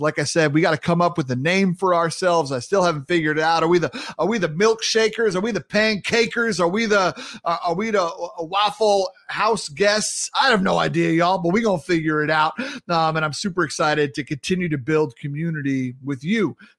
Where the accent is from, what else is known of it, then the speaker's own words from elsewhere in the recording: Sayville, New York, United States; moved away as an adult; also born or lived in Brooklyn; now in Minnesota, United States; I'm also a proud New Yorker. I grew up on Long Island, lived recently in Brooklyn and moved out to Minnesota.